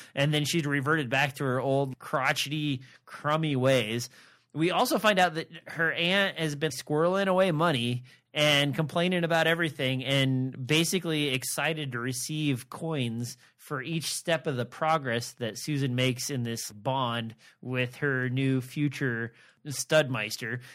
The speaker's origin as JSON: {"language": "English", "region": "Nebraska", "country": "United States", "said": "I'm from Nebraska"}